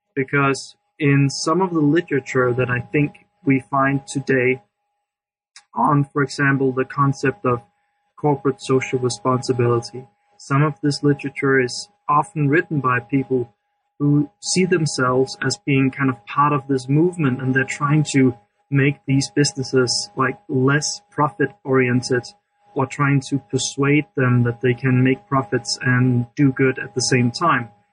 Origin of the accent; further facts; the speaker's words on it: Denmark; I'm from Denmark